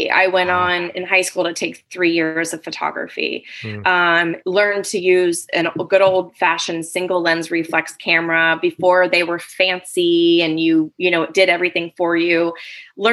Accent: California, United States; also born or lived in New Providence, New Jersey; now in San Luis Obispo, United States; when I was in fourth grade, I ended up moving to the West Coast and then grew up the rest of my life in California

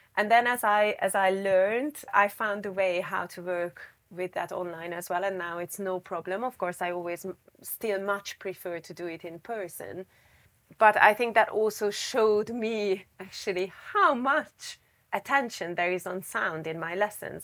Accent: Budapest, Hungary; moved away as an adult; also born or lived in Japan / California, United States; So I was born in Budapest, and I more or less grew up in Budapest, not completely, because I lived a year in Japan and a year in the U S.

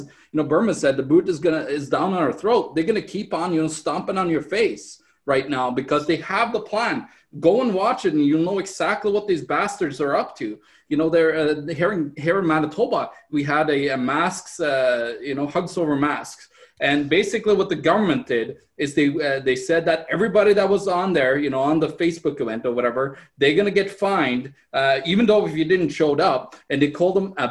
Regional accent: Norway; now in Canada; In my home country, Norway

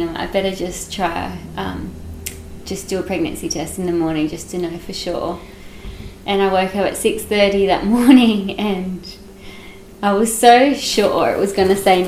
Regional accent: Western Australia, Australia; now in Yarra Valley, Australia; we live in the Yarra Valley. My partner's in winemaking, and we're originally from Western Australia.

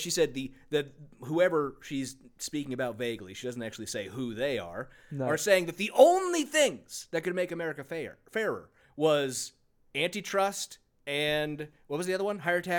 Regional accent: California, United States; Because I grew up in California, and it's just a short drive down the coast.

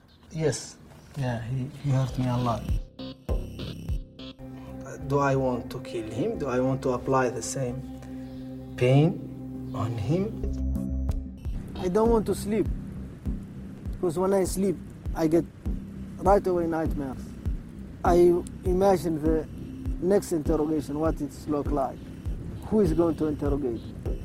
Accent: Mauritania; I'm from Mauritania.

